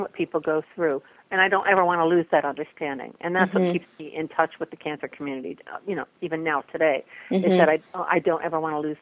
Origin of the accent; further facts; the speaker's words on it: Cleveland, Ohio, United States; I'm originally from Cleveland, Ohio. I was born and raised there.